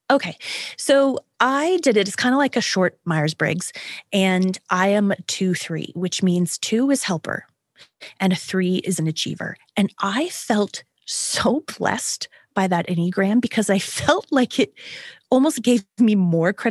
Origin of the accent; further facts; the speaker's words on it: Canada; Maybe it's because I am Canadian, or maybe it's because I am 50